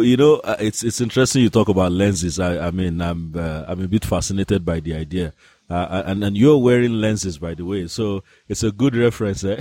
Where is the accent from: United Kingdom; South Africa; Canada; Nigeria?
Nigeria; I'm a Nigerian